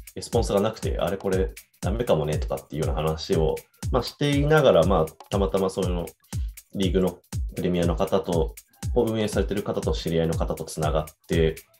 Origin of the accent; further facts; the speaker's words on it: Iwamizawa, Hokkaido, Japan; moved away as an adult; now in Tokyo, Japan; もともとその家見沢というところにいて、まあ、でも僕はあのもう大学から東京に出てしまっていて